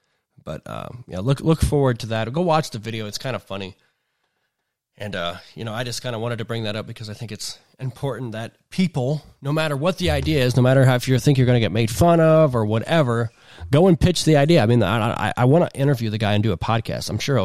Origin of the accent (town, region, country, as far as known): Ohio, United States